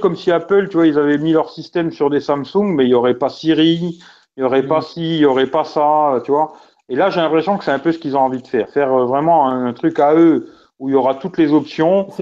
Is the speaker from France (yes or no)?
yes; France; chez nous en France